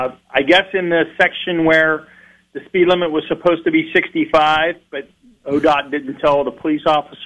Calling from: Canfield, Ohio, United States

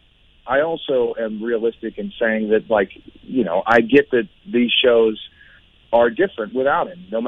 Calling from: Nashville, Tennessee, United States; I am in Nashville, Tennessee at the moment.

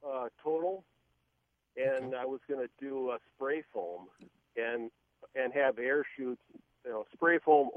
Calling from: Farmington, Minnesota, United States

